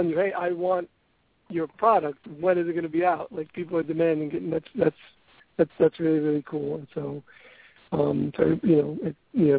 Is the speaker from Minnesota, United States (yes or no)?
no; New York City, New York, United States; I'm from Brooklyn